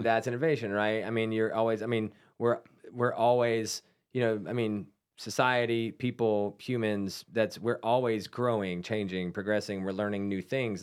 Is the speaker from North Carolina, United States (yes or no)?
yes; Salisbury, North Carolina, United States; That's my hometown brewery